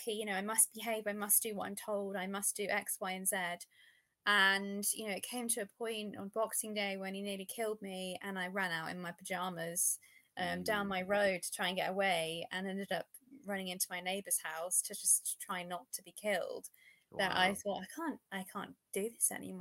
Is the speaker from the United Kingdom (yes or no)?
yes; United Kingdom; I'm British